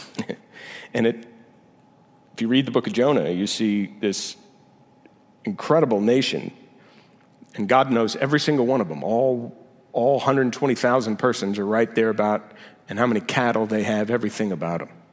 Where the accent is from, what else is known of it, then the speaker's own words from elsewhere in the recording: United States; my identity as American